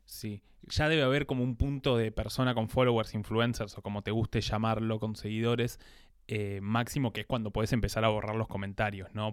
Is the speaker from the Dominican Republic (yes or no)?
no; Buenos Aires Province, Argentina; nosotros como somos señoras paqueta de zona norte